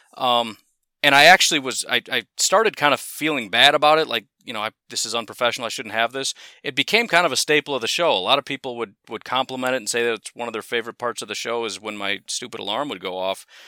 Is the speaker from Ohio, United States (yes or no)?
no; Illinois, United States; moved away as an adult; now in Wisconsin, United States; one of the moves I made was from Streamwood High School to Lake Park High School in Illinois